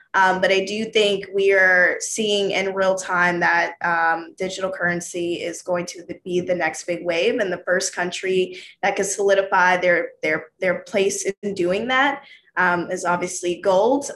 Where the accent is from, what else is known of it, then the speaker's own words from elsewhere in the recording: the South, United States; I'm from the South